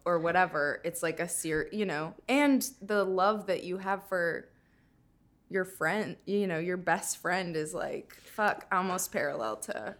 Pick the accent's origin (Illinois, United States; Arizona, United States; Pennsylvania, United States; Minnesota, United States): Minnesota, United States; moved away; I'm from Minnesota